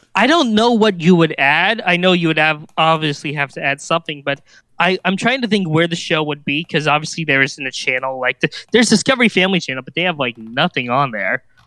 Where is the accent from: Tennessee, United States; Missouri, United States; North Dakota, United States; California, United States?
Missouri, United States; Kansas City; Worlds of Fun because, uh, that's my hometown park.